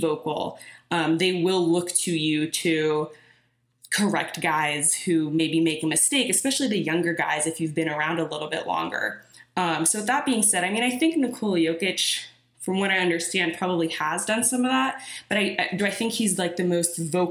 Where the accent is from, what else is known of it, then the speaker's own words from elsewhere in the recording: Oakland, California, United States; I grew up in Oakland